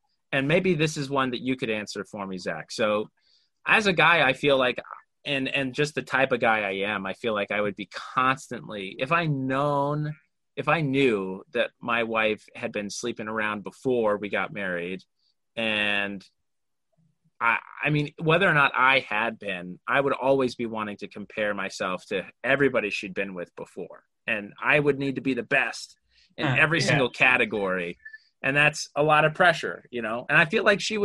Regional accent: Orem, Utah, United States; I grew up in Orem, Utah, so like 94%, you know, very, very heavily Latter-day Saint

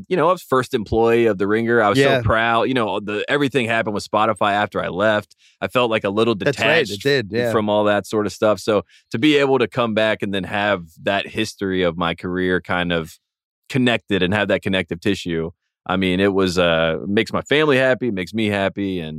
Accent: Henderson, North Carolina, United States; I'm from Henderson, North Carolina.

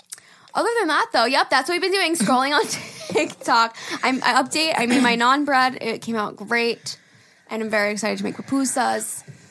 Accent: Knoxville, Tennessee, United States; Listen, Jerry … I'm from Knoxville, Tennessee.

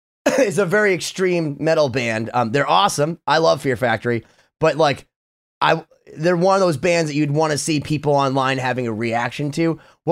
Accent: United States; I'm an American Jew

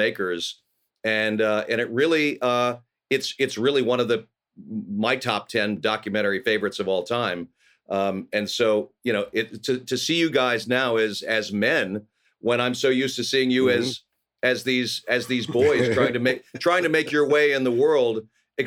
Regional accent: Los Angeles, California, United States; I grew up here in Los Angeles. I'm a rare bird. I'm an actual Angeleno

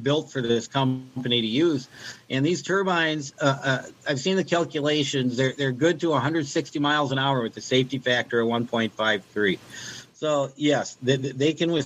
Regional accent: United States; for being an American

